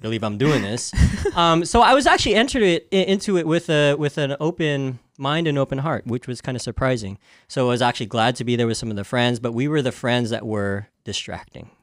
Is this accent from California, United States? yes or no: yes; Santa Clara, California, United States; I was born and raised in Santa Clara